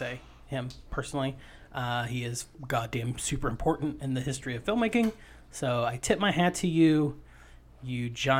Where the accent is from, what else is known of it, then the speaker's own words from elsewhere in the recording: Appalachia, United States; I am from Appalachia.